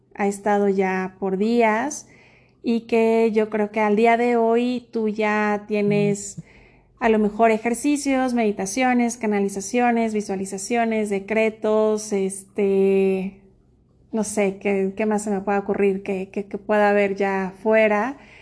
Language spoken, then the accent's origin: Spanish; Mexico; en mi país, eh, que es México